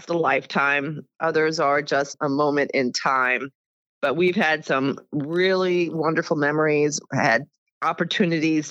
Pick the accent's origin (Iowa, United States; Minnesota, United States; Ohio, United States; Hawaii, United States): Iowa, United States; Davenport; moved away as an adult; also born or lived in Heidelberg, Germany / Northern Virginia; I was born and raised in Davenport, Iowa, which is on the eastern side of the state of Iowa